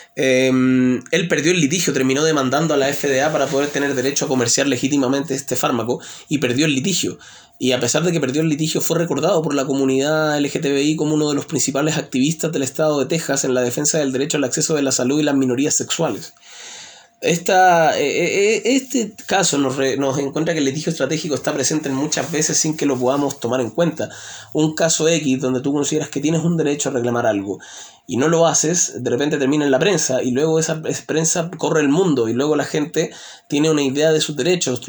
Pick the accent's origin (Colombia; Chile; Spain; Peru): Chile; mi país, en Chile